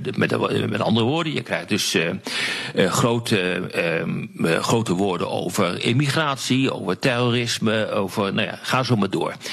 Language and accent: Dutch; Netherlands; Ik ben geen Amerikaan, ik ben Nederlander. Ik woon hier.